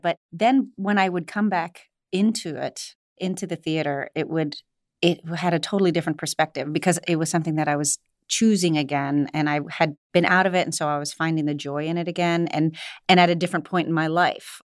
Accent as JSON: {"language": "English", "region": "Ohio", "country": "United States", "tie": "born or raised there", "also_born_or_lived": "New York", "moved": "as an adult", "said": "I was born and raised in Ohio"}